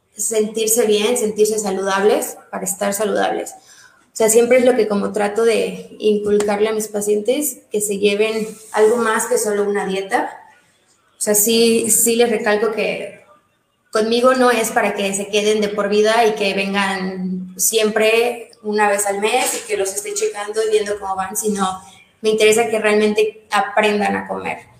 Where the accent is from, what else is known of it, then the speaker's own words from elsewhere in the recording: Mérida, Yucatán, Mexico; also born or lived in Mexico City; toda la vida he aquí en Mérida. O sea, nací en la Ciudad de México, pero pues desde chiquita me trajeron a Mérida y ya ahí que me quedé.